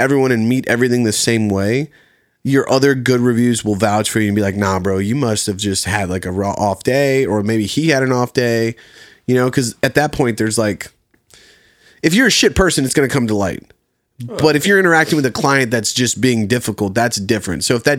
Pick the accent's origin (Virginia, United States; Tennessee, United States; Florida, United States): Virginia, United States; Colonial Heights; So a small town in Virginia called Colonial Heights. It's just outside of Richmond, right next to Petersburg, Virginia.